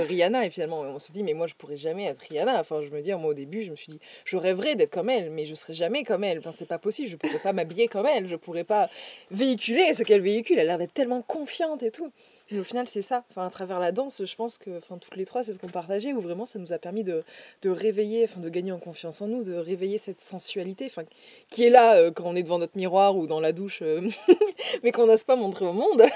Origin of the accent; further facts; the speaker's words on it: Dordogne, Nouvelle-Aquitaine, France; now in Toulouse, France; Là où j'ai grandi en Dordogne